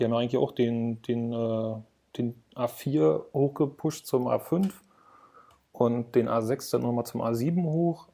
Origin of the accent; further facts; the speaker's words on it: Berlin, Germany; ich komme aus Berlin